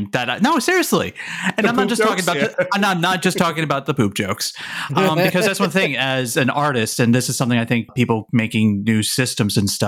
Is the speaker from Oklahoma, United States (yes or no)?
no; New Jersey, United States; I'm from Jersey